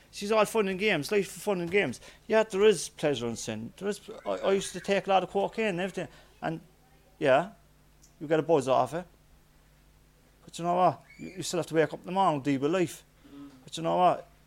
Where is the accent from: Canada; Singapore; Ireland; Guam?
Ireland; Knocknaheeny, County Cork; even though I was from Knocknaheeny, I used to go to the Gurranabraher Church.